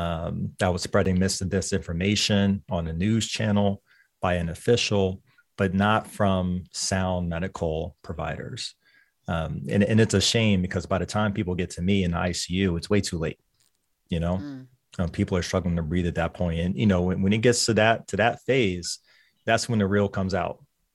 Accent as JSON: {"language": "English", "town": "Lynchburg", "region": "Virginia", "country": "United States", "said": "Lynchburg, Virginia."}